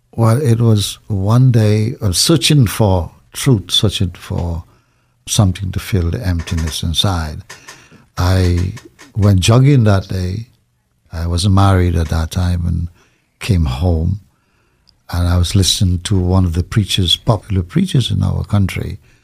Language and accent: English; Trinidad & Tobago; I was born in Trinidad, in a small village